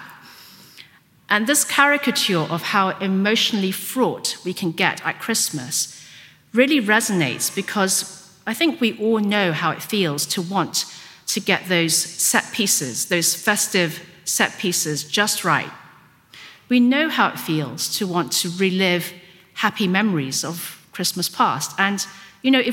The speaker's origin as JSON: {"language": "English", "country": "Hong Kong", "tie": "born or raised there", "first_language": "Cantonese", "second_language": "English", "moved": "yes", "said": "I was brought up in Hong Kong, so I was brought up speaking Cantonese"}